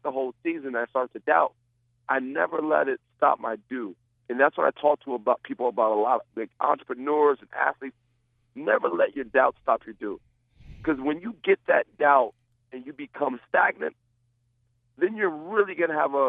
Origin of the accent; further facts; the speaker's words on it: Rockaway, New Jersey, United States; also born or lived in Passaic, New Jersey; I'm originally from Passaic, New Jersey, and my mom moved us to Rockaway, New Jersey to get a better education